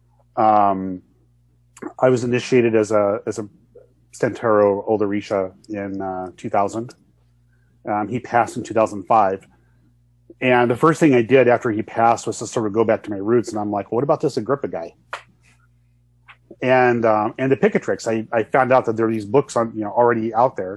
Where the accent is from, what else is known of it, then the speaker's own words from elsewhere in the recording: United States; I'm an American